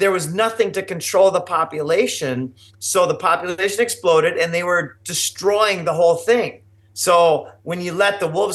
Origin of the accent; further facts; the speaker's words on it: Minnesota, United States; I grew up in Minnesota